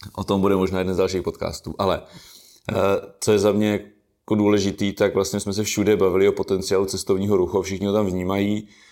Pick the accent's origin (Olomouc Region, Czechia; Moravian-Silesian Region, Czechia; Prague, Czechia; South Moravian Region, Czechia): South Moravian Region, Czechia; Brno-Country District; já jsem z Brno venkova